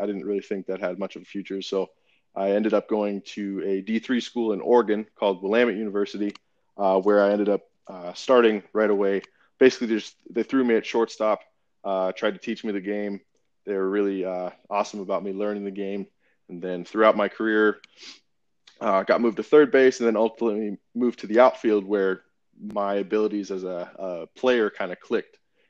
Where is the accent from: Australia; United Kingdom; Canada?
Canada; Vancouver, British Columbia; also born or lived in Sacramento; now in United States; I was originally from Vancouver, Canada, moved to the United States in 1999, went to high school at Jesuit High School in Sacramento